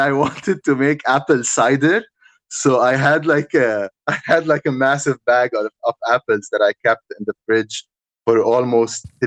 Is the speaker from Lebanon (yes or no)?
yes; Lebanon; There's like five WhatsApp places in my hometown